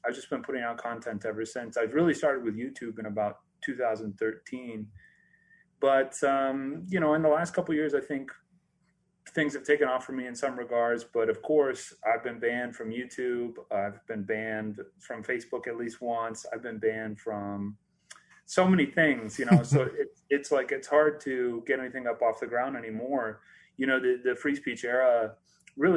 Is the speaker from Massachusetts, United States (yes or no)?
no; Prineville, Oregon, United States; I grew up in Central Oregon, in a little town called Prineville